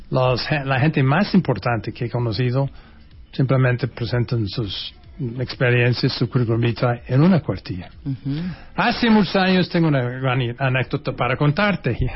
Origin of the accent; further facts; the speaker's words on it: Oaxaca, Mexico; born there; Cuando de repente a mi mamá le dio un dolor de panza. Y así nací en Oaxaca.